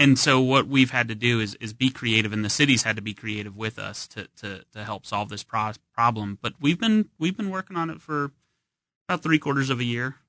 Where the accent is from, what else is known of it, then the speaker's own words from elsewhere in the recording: New Orleans, Louisiana, United States; moved away as an adult; now in Kansas City, United States; I grew up in New Orleans, uh, kind of in a food culture